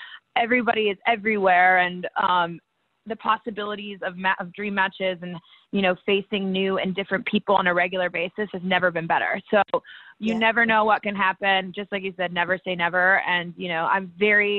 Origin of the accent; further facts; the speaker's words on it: Victoria, British Columbia, Canada; also born or lived in Calgary, Alberta; I'm from Victoria, BC